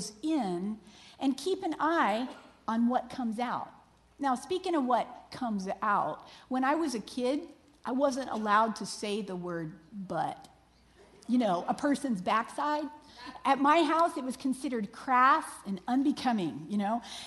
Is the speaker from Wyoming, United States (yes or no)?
no; Florida, United States; I was raised in Florida, which is basically a big marshy peninsula covered in water.